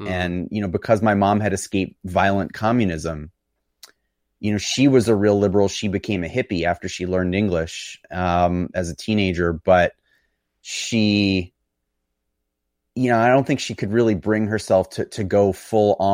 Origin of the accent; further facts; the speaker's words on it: New York City, New York, United States; born there; So I was born in New York City.